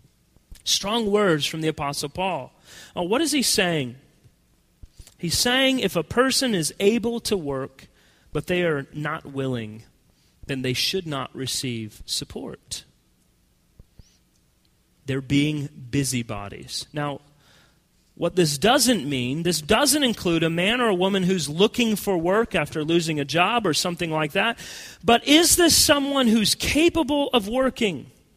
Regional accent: United States; as American Christians

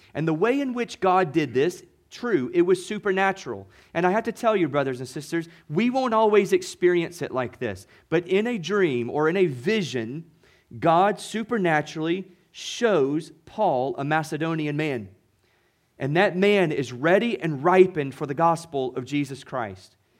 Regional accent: Mississippi, United States; moved away as an adult; also born or lived in Boston area, Massachusetts; now in New England, United States; I'm a kid from Mississippi

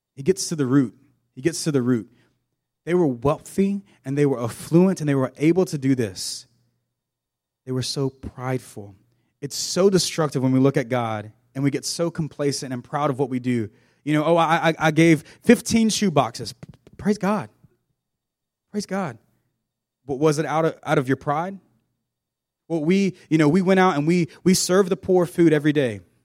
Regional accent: South Georgia, United States; I grew up in South Georgia on a farm.

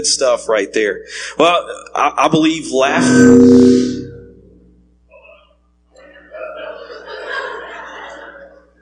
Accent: East Texas, United States; I grew up in East Texas, so East Texas, grew up there

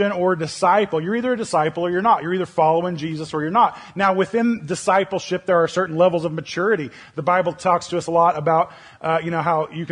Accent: Oklahoma, United States; moved away; Now I'm from Oklahoma. And so that's where I grew up

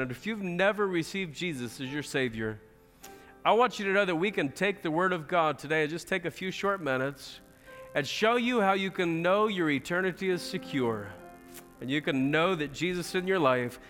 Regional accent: United States; as American Christians

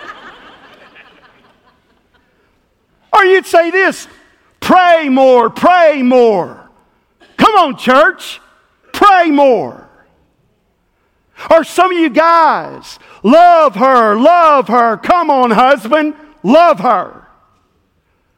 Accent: West Tennessee, United States; the little church I grew up in West Tennessee

